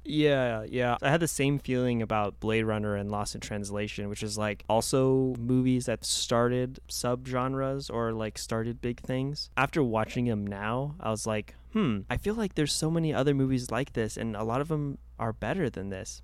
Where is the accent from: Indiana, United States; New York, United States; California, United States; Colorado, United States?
California, United States; Los Angeles; born and raised in Los Angeles